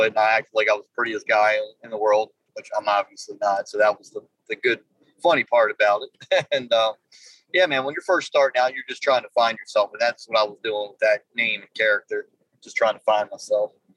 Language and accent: English; Baltimore, Maryland, United States; I grew up in uh, the city of Baltimore